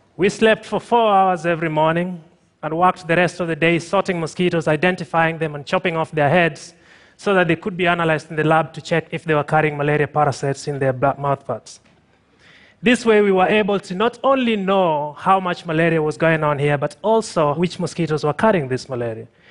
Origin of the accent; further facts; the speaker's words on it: Tanzania; I'm from Tanzania